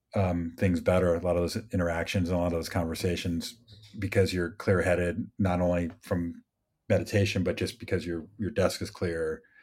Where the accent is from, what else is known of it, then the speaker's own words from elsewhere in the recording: Midwest, United States; moved away; I grew up in the Midwest